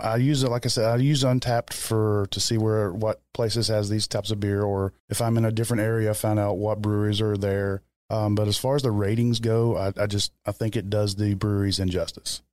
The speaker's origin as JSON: {"language": "English", "region": "Kentucky", "country": "United States", "tie": "born or raised there", "said": "growing up in Kentucky"}